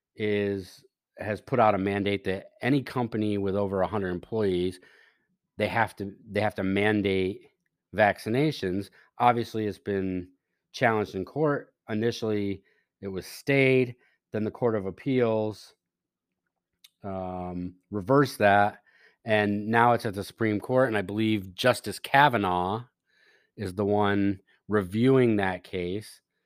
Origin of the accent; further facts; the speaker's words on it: United States; we as the American citizenry